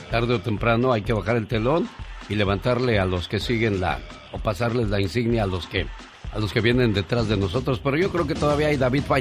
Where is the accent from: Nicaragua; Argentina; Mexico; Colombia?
Mexico; Tlalpujagua, Michoacán; moved away; Un día salí de Tlalpujagua, Michoacán. Pero Tlalpujagua, Michoacán, nunca salió de mí.